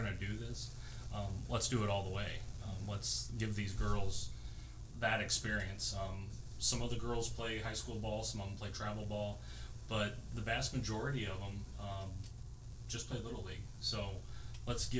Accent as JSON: {"language": "English", "town": "Syracuse", "region": "Indiana", "country": "United States", "tie": "born or raised there", "also_born_or_lived": "LaGrange, Indiana", "moved": "yes", "lives_now": "Goshen, United States", "said": "I grew up in Syracuse and then transplanted to LaGrange before coming to Goshen."}